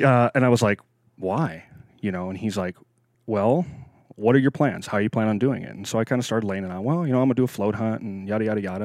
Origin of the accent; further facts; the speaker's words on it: Nebraska, United States; moved away as an adult; also born or lived in Wyoming; now in Alaska, United States; I was, I was born and raised in the Midwest, uh, Nebraska boy, farm boy, um, till I was about twenty years old